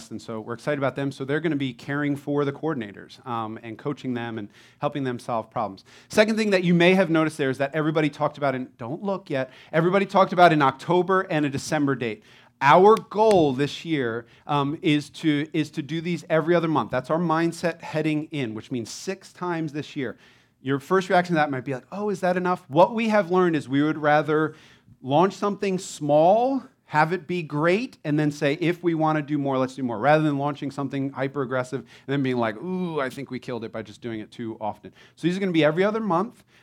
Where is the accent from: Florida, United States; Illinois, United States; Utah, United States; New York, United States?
Florida, United States; Growing up in Florida in eternal summer, I just really value the seasons that New Jersey offers.